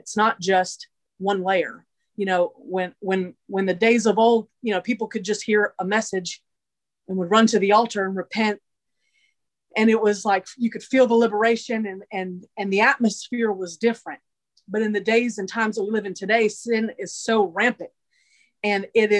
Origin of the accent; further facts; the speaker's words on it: Massachusetts, United States; born there; Originally, I was born in Massachusetts. But my family, through different times of brokenness, we moved a lot.